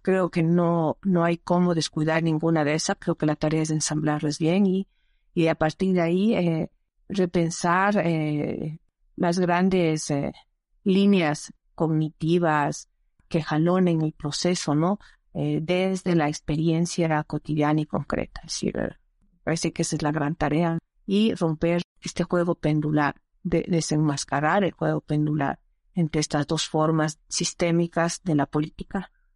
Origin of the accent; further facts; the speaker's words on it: Ecuador; soy ecuatoriana, nací en este territorio que ahora se llama el Ecuador